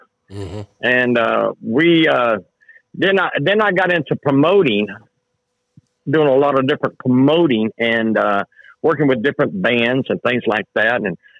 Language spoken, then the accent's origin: English; Alabama, United States; now in Texas, United States; I grew up in Alabama. I was born in Texas, but I grew up in Alabama